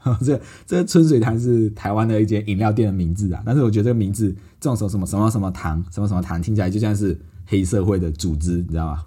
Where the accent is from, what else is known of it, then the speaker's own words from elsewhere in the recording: Malaysia; also born or lived in Johor, Malaysia; 因为我小时候都是跟阿妈一起住，因为爸爸妈妈在外地的城市工作，叫在柔佛，叫周后的一个地方。那只有在学校放假的时候，我才会到爸爸妈妈那边去玩啊。所以小时候就是两个地方跑来跑去啊。